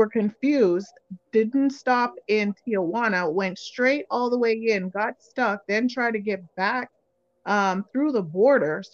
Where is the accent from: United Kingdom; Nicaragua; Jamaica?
Jamaica; moved away; I'm from Jamaica.